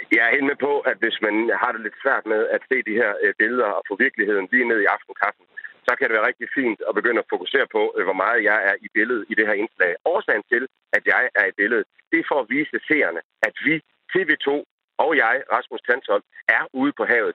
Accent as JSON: {"language": "Danish", "country": "Denmark", "said": "jeg bor i Danmark, jeg er dansker, jeg ser tingene gennem danske briller"}